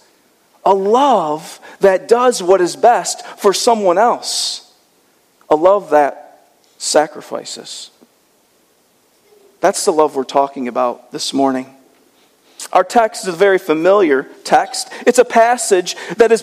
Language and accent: English; Michigan, United States; I'm from Michigan